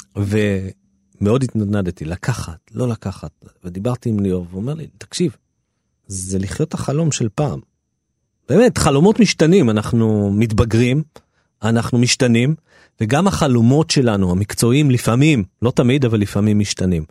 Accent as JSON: {"language": "Hebrew", "town": "Jerusalem", "region": "Jerusalem District", "country": "Israel", "tie": "born or raised there", "said": "כי אני נולדתי שם וגדלתי שם וזה היה הבית שלי"}